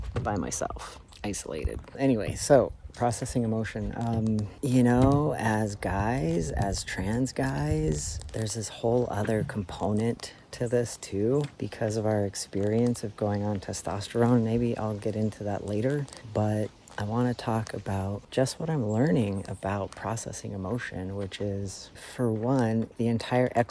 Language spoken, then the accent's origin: English; Denver, Colorado, United States; moved away; also born or lived in Florida / Toronto; I grew up in Denver, Colorado and in Florida, where there was tons of wildlife, but I've spent the last 15 years in Toronto